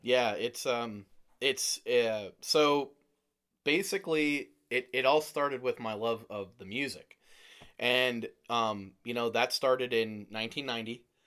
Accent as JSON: {"language": "English", "area": "Lehigh Valley", "region": "Pennsylvania", "country": "United States", "said": "I'm from the Lehigh Valley."}